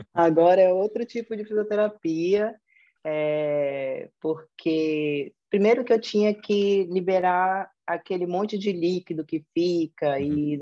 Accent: Manaus, Amazonas, Brazil; accent: Brazilian; moved away as an adult; also born or lived in São Paulo, Brazil; now in Portugal; pelo sotaque, eu sou brasileira. Eu nasci em Manaus, Amazonas, que é o norte do Brasil. É, conheci, estudei lá, é, fiz toda a minha vida de formação acadêmica em Manaus

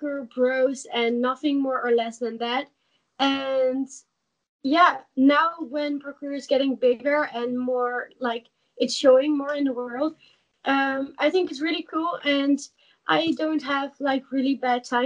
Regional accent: Netherlands; English is a second language; I'm from Holland.

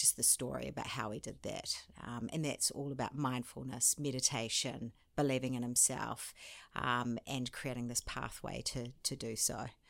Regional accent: New Zealand; moved away as an adult; also born or lived in France / London / Sydney; I'm a Kiwi.

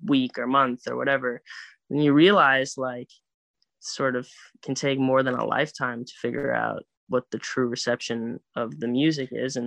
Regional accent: Phoenix, Arizona, United States; now in Huntington Beach, United States; I'm from Phoenix

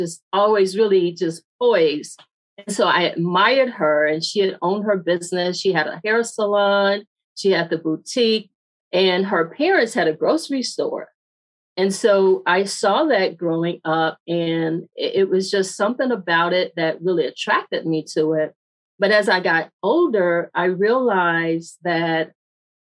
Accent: Mississippi, United States; I grew up in Mississippi and I grew up on a farm.

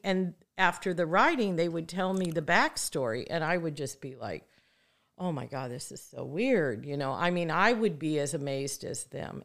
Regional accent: Midwest, United States; moved away as an adult; now in Santa Barbara, United States; I'm a girl from the Midwest who moved to Santa Barbara to go to school and never left

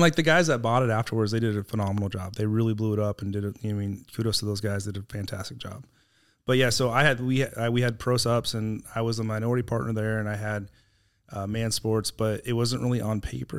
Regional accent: Texas, United States; also born or lived in California; we moved to Texas when I was nine from California

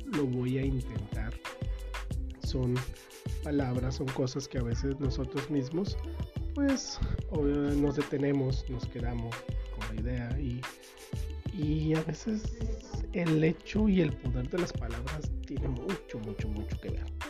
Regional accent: Sinaloa, Mexico; En mi tierra, que soy de Sinaloa

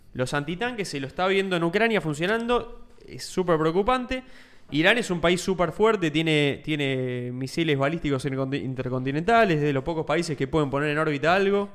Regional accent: Argentina

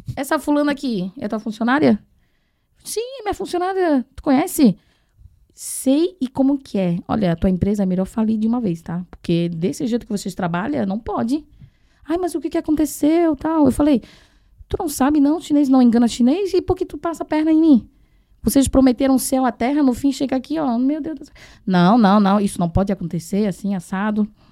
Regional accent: Taiwan; now in Brazil; eu que sou de Taiwan, independente se sou de Taiwan, China, eu tô falando chinês

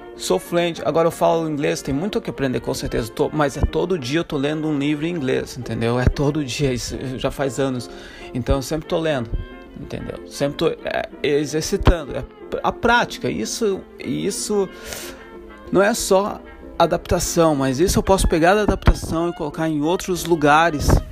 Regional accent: Santa Catarina, Brazil; moved away; also born or lived in Africa; Eu sou de Santa Catarina

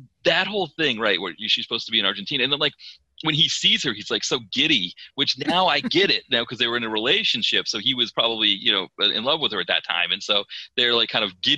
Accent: Maine, United States; moved away as an adult; now in Philadelphia, United States; growing up in Maine

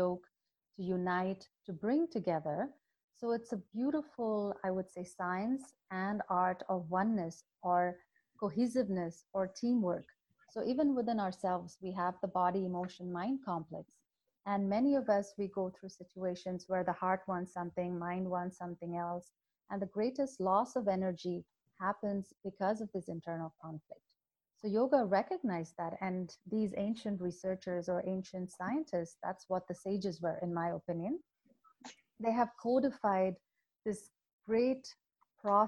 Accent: Chennai, Tamil Nadu, India; I was born in India, in Chennai, in South India, and my grandfather was my first guru.

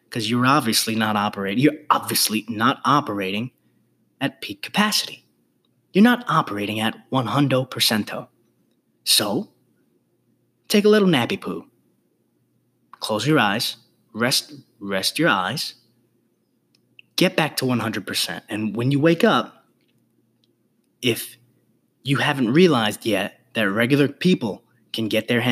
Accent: New York City, New York, United States; I was born and raised in the Bronx

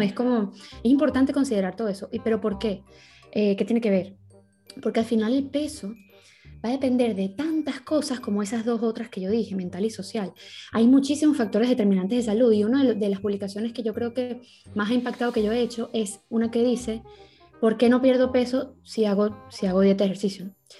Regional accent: Venezuela; now in Spain; yo me crié en Venezuela, yo soy venezolana y mis abuelos son españoles

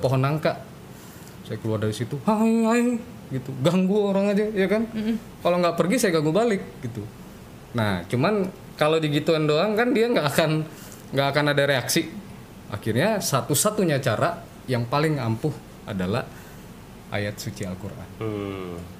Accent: Palembang, South Sumatra, Indonesia; moved away; di Palembang uh, di kampung halaman saya

